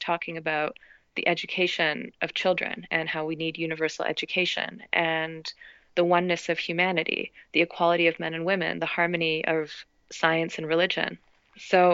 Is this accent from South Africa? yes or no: no; Toronto, Ontario, Canada; So I grew up in Toronto, and I'm the first Canadian born in my family